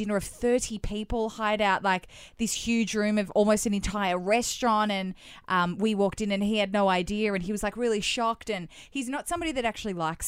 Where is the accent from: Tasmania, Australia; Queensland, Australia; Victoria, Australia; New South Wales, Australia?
Victoria, Australia; Melbourne; moved away as an adult; now in Sydney, Australia; we've moved to Sydney and we're both originally from Melbourne